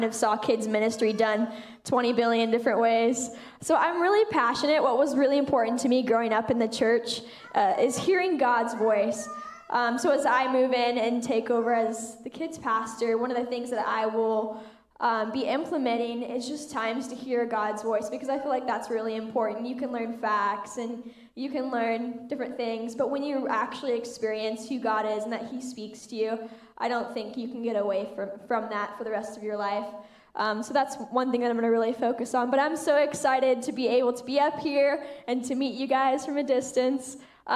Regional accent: Tillamook, Oregon, United States; moved away; I'm originally from Tillamook, Oregon

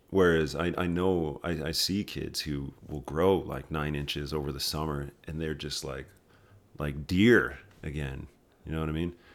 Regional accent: Red Deer, Alberta, Canada; moved away as an adult; also born or lived in Saskatoon, Saskatchewan / Ottawa; now in Calgary, Canada; I was born in Saskatoon, and then when I was, like, zero, we moved to Red Deer, Alberta

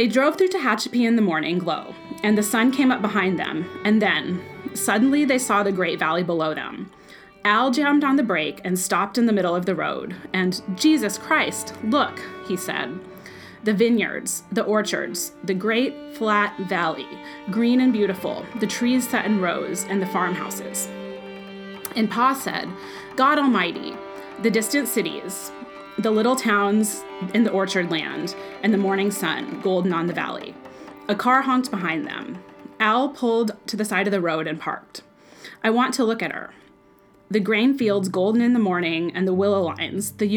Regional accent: Bakersfield, California, United States; moved away; I grew up in Bakersfield, and I lived there from the age of 4 through when I graduated from high school

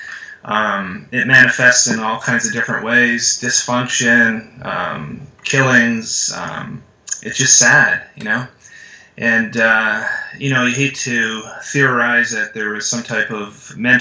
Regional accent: Canada; moved away; I'm from Canada originally, and I was in high school, and I was working at a gas station.

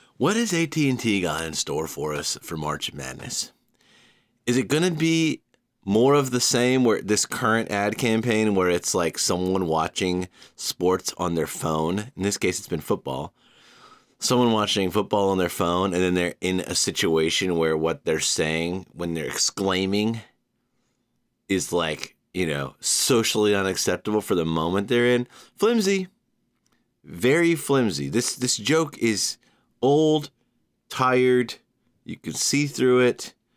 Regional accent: Savannah, Georgia, United States; moved away as an adult; also born or lived in Knoxville / Chattanooga; now in New York, United States; I'm an East Coaster, born and raised in Savannah, college in Knoxville, couple years in Chattanooga, year sixteen here in New York

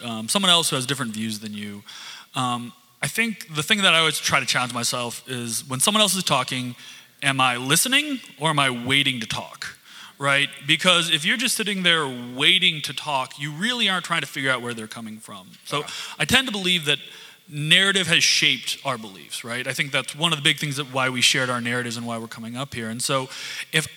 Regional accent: small town Michigan, United States; now in Chicago, United States; small town Michigan. So I can't expect them, people from my hometown

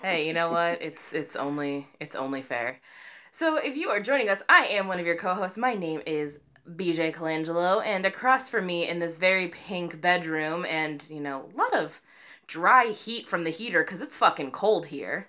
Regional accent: Midwest, United States; we're Midwestern kids

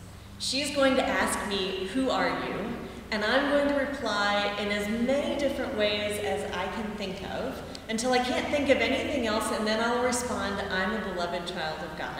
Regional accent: Kansas, United States; I am a Kansan.

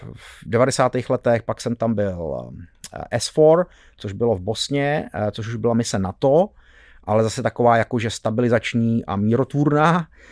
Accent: Czechia; jsme byli Češi

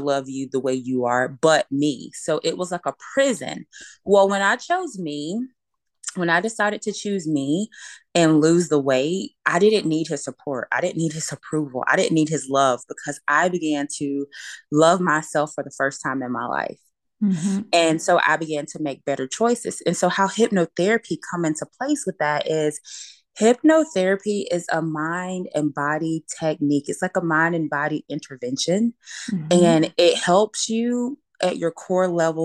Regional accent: Alabama, United States; I'm a girl born and raised in Alabama. We're Southern

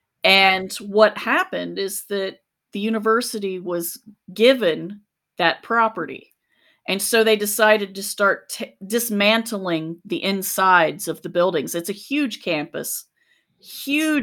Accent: Charleston, West Virginia, United States; moved away; also born or lived in Athens, Ohio; I grew up in Charleston, West Virginia

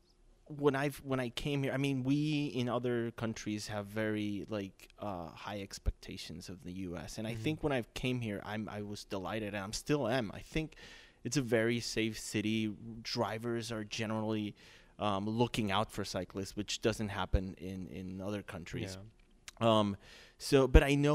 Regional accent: Mexico; moved away as an adult; also born or lived in North Carolina / Florida; now in Chicago, United States; I'm not from the States. I'm from Mexico. I'm here on a work visa

